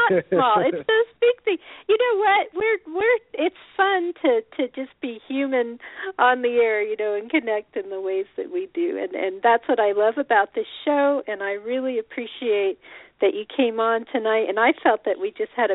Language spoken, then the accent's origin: English; Colorado, United States; moved away; also born or lived in Boulder, Colorado / Champaign, Illinois; I was born in Colorado